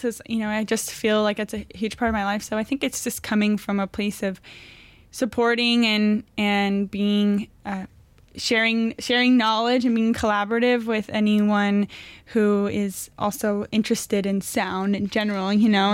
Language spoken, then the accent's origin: English; Thousand Oaks, California, United States; moved away; also born or lived in Los Angeles; I was originally born out here up north, but was raised mainly in Thousand Oaks.